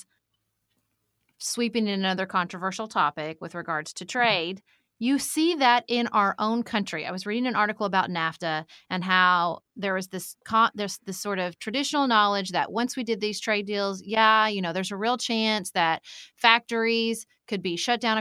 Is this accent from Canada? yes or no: no; Kentucky, United States; I'm a Kentucky girl